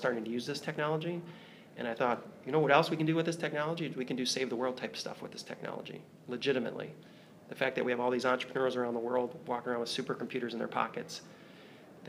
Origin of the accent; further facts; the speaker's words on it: Virginia, United States; moved away; also born or lived in Michigan / Chicago; I grew up in Virginia